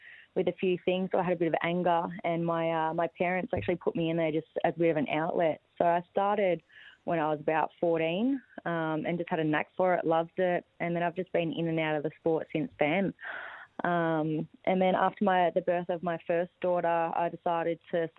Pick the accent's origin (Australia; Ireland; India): Australia; Badgingarra, Western Australia; also born or lived in Sydney; now in Townsville, Australia; I'm from Western Australia, a small town called Badgingarra. So I was born and raised on a farm